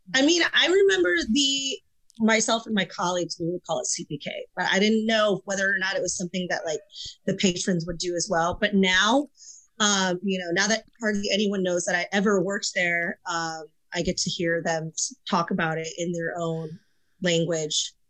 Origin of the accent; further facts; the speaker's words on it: Michigan, United States; moved away; my very first service industry job was at a Wendy's outside of the city that I grew up in in Michigan